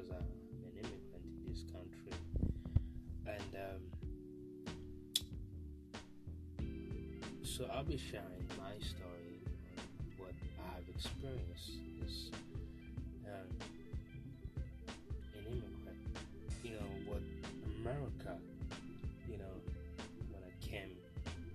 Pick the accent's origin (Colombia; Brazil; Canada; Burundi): Burundi; moved away as an adult; now in United States; I was born and raised in a small Central East Africa